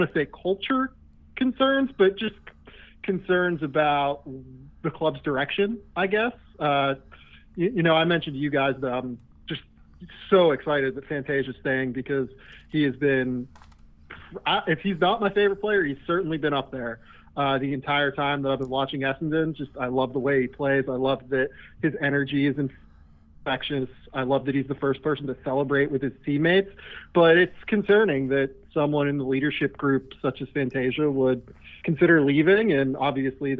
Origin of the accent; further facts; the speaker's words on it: Pittsburgh, Pennsylvania, United States; moved away; I'm from Pittsburgh originally